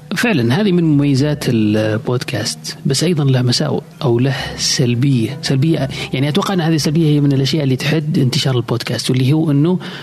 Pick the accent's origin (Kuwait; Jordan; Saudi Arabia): Saudi Arabia; عندنا في السعودية